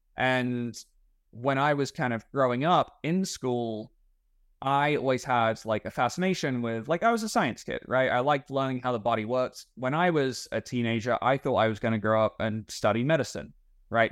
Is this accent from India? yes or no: no; England, United Kingdom; moved away as an adult; also born or lived in Texas; now in Plano, United States; I am from England, although I've been, uh, you know, in, in America and Texas long enough to pick up on a few of the language habits